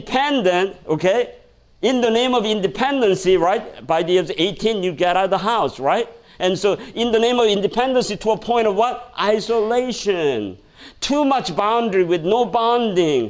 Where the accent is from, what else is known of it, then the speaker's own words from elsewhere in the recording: South Korea; now in United States; when I was growing up in Korea, it's kind of funny. You know, now I learn about Korean culture. I grew up in Korean culture. I came here, learn about American culture.